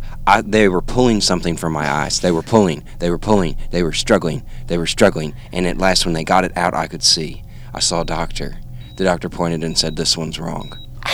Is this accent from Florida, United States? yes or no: yes; Tallahassee, Florida, United States; I'm also a friend of Jonathan Tropper's, and I'm from Tallahassee, Florida. So it's down in the pine handle of the country.